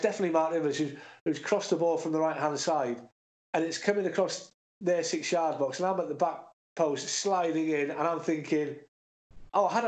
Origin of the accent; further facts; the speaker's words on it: North Wales, United Kingdom; moved away; I'm not from Cardiff. I'm from North Wales, but we're a small country